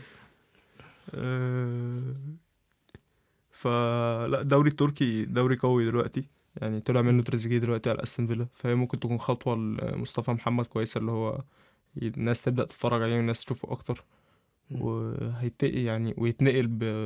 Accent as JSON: {"language": "Arabic", "country": "Egypt", "said": "عندنا عندنا في مصر"}